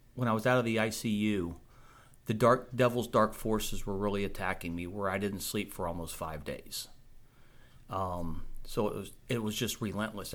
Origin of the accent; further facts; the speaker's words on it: Springfield, Virginia, United States; I grew up in Springfield, Virginia, which was right outside Washington, D.C.